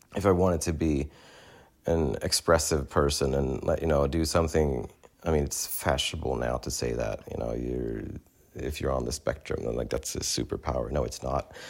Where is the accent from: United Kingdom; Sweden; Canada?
Sweden; moved away as an adult; also born or lived in New York; growing up in Sweden